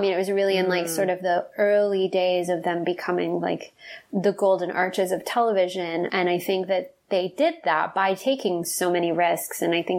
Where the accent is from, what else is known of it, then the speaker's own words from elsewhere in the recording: the South, United States; And I think that it's something that certainly as a young woman, again, growing up in the South and who was not, out of the closet for a long time